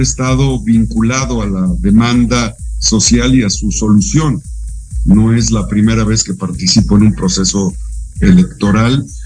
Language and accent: Spanish; Puebla, Mexico; soy un poblano mixteco